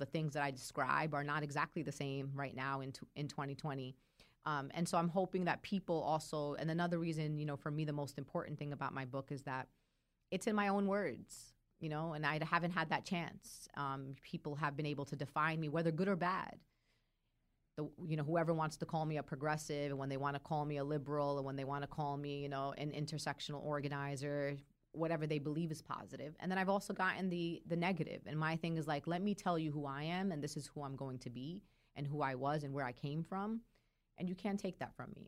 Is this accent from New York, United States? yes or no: yes; Brooklyn, New York, United States; accent: Brooklyn; I'm actually from Brooklyn